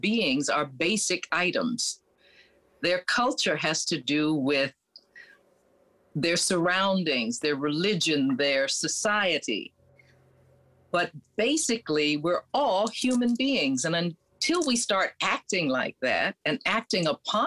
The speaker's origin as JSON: {"language": "English", "region": "New York", "country": "United States", "tie": "born or raised there", "said": "I grew up in New York among an international world"}